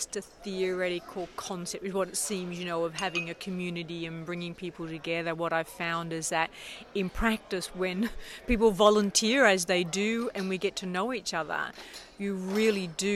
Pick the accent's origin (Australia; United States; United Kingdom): Australia; moved away as an adult; now in Canada; I'm Australian originally. I've been living in Canada for 20 years.